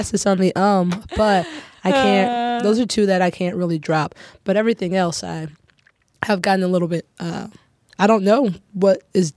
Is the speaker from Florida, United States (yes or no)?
yes; Tallahassee, Florida, United States; moved away as an adult; now in Chicago, United States; I'm from Tallahassee, Florida